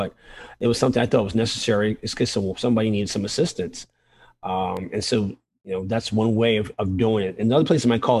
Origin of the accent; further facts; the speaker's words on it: New York City, New York, United States; growing up in the South Bronx